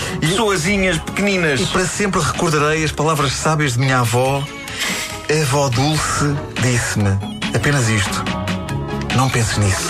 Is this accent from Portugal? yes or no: yes; Lisbon, Portugal; Benfica, onde eu cresci